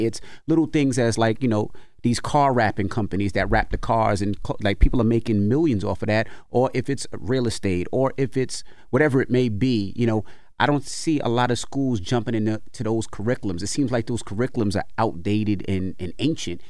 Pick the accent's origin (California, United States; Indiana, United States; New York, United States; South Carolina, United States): New York, United States; New York City; when I was a kid growing up in Queens